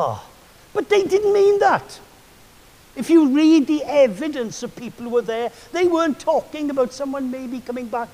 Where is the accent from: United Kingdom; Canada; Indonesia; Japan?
United Kingdom; Wales; I'm Welsh